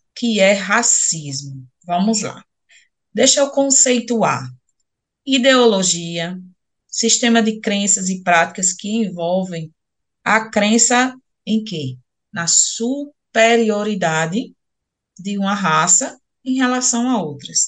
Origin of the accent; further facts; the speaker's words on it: Northeast Region, Brazil; accent: Northeastern, drawling; aqui para nós, nordestinos, principalmente essa professora que vos fala, que fala muito arrastado